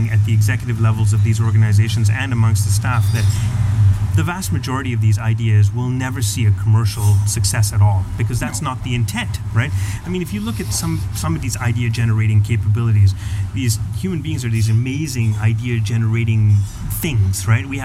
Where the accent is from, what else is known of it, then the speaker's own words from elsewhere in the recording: Canada; Canadians, as a Canadian, I don't want